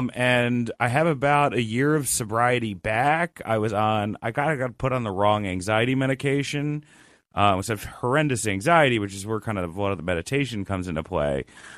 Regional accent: Rutherford, New Jersey, United States; also born or lived in Westchester, United States; I was in New Jersey, Rutherford, New Jersey, and then I went to Westchester, New York.

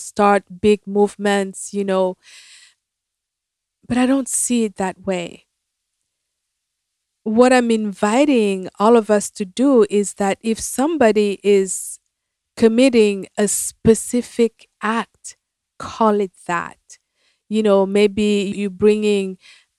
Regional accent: Cameroon; moved away as an adult; now in United States; when I first moved to America, I'm from Cameroon, Africa

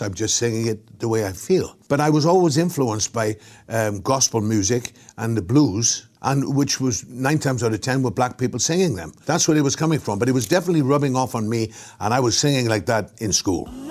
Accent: Australia

